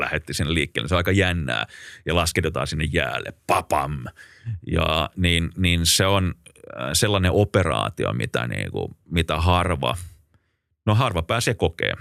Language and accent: Finnish; Finland; me ollaan Suomesta